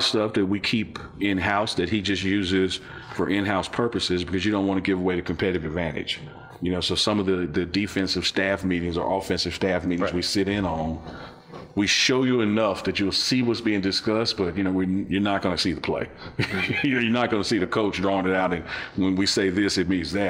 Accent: Mississippi, United States; born there; So when people ask me where something starts, I was born in Mississippi.

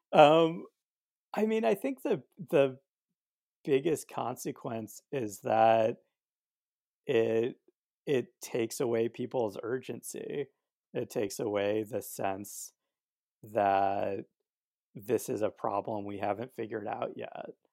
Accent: Albuquerque, New Mexico, United States; also born or lived in Northeast United States; now in Northeast, United States; I grew up in Albuquerque and have been living in the Northeast for the past, I don't know, ten years

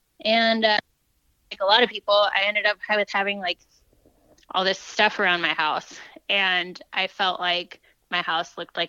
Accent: Fort Worth, Texas, United States; Yeah, I'm originally from Fort Worth, so learned a lot about Western things to do.

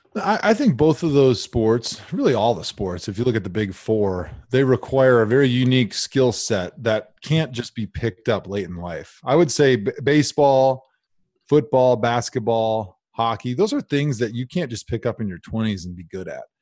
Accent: Milwaukee, Wisconsin, United States; now in Cleveland, United States; my hometown team

